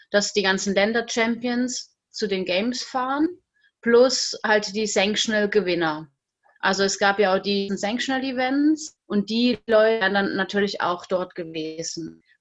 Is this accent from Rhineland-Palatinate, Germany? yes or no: no; Baden-Württemberg, Germany; now in France; ich komme aus Württemberg, ganz unten in der Nähe von der Schweiz, also im Südende von Deutschland